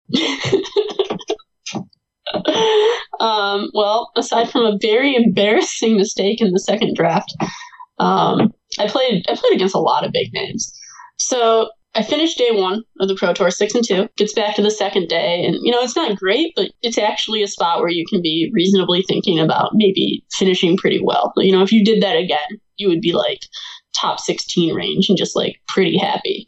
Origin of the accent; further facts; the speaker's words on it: Michigan, United States; I grew up here in the, Michigan area, like right where I am right now